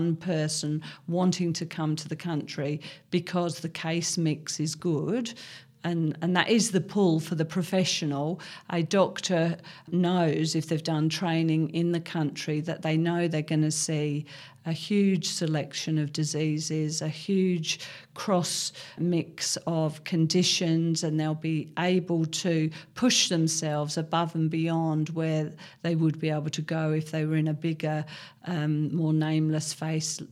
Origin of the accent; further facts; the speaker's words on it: Cambridge, East of England, United Kingdom; moved away as an adult; also born or lived in London / Hong Kong; now in Australia; I was born and brought up in Cambridge, a very big city, and went to medical school in London.